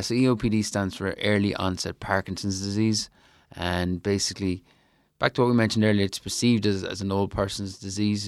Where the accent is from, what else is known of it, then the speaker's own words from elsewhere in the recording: Ireland; my home country